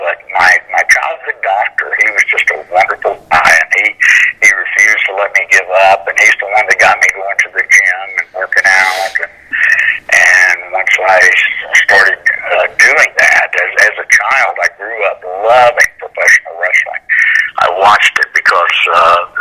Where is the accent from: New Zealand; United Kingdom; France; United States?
United States; Central Florida; I actually grew up in Central Florida, about an hour from Orlando